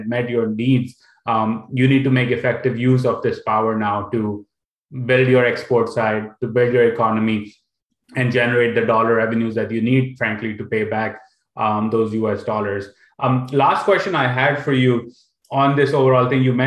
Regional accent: Pakistan; I'm from Pakistan

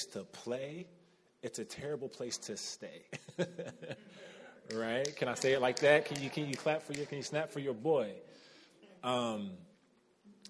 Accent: United States; as Americans, as American Christians

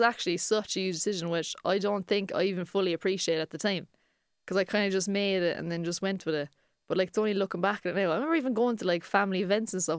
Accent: Cork, Munster, Ireland; we're three comedians from Cork

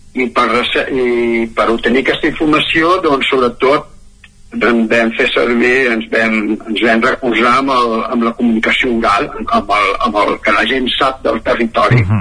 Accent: Centelles, Catalonia, Spain; moved away; also born or lived in Moianès; sóc originari de, de Centelles, d'Osona

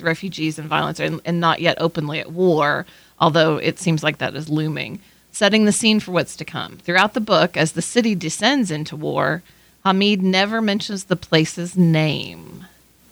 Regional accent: Midland, Texas, United States; I'm from Midland, Texas

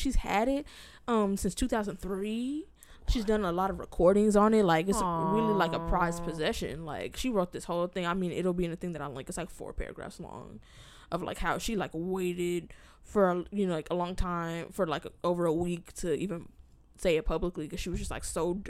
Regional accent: California, United States; moved away; but I'm also from California.

